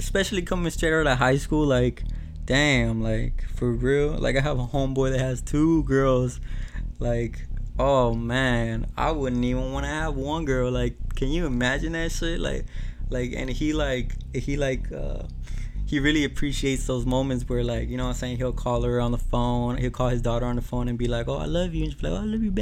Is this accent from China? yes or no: no; Mexico; moved away; I'm from Mexico